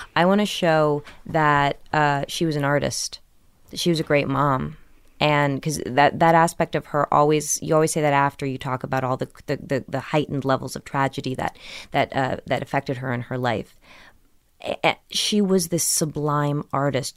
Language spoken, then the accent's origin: English; Millburn, New Jersey, United States; also born or lived in Brooklyn, New York; I was born in Brooklyn, but raised in New Jersey